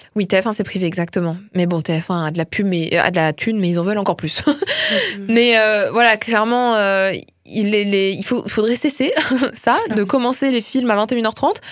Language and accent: French; France; je suis une bonne française qui se respecte